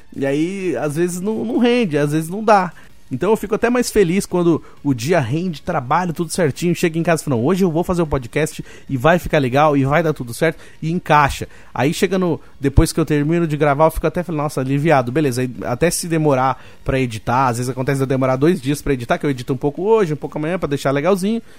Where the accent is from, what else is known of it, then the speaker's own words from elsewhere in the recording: Roseira, São Paulo, Brazil; moved away; Eu fui criado em Roseira